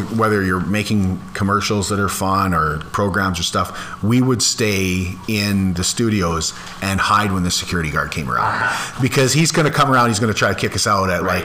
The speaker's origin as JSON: {"language": "English", "town": "Landis", "region": "Saskatchewan", "country": "Canada", "tie": "born or raised there", "said": "growing up in Landis, we had a school that was kindergarten to grade 12. And so I moved to Landis when I was in grade um, one."}